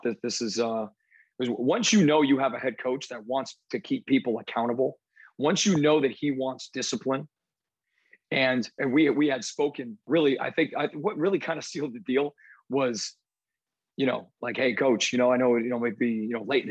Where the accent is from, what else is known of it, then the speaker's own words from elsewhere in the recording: New Jersey, United States; moved away; where I grew up in New Jersey